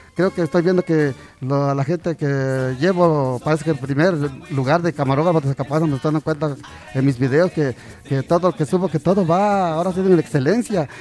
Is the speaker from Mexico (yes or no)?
yes; Zacapoaxtla, Puebla, Mexico; also born or lived in Ahuacatlán (birthplace, garbled); Zacapuazla ya llevo aquí toda mi niñez desde niño. Yo me siento zacapasteco desde que, de mi niñez, desde, desde los 5 años, aquí ya llevo como 55 años viviendo